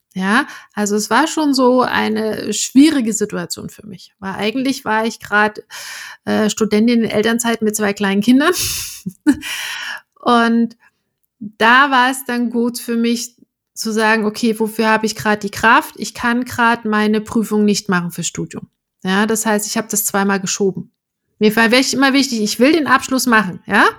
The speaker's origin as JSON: {"language": "German", "town": "Erfurt", "region": "Thuringia", "country": "Germany", "tie": "born or raised there", "also_born_or_lived": "Eisenach", "moved": "yes", "said": "in meiner Heimatstadt in Erfurt"}